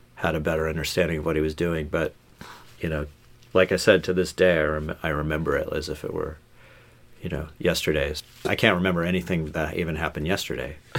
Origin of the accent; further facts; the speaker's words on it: Los Angeles, California, United States; moved away; I grew up in Los Angeles, like, um, mostly on the West Side, like, uh, I guess, I guess what's, what's now, like, the Pacific Palisades